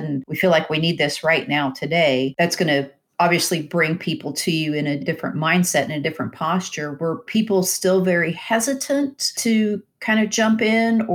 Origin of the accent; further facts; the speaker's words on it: Wichita, Kansas, United States; I grew up in Wichita